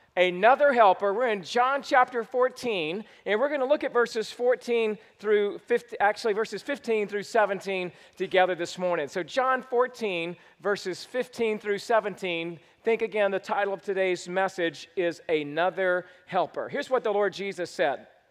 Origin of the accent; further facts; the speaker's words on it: Georgia, United States; moved away; I was born and raised in Georgia